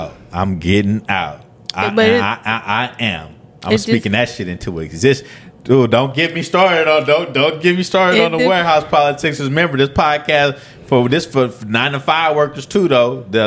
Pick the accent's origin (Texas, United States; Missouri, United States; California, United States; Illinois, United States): California, United States; Oakland; We come from Oakland.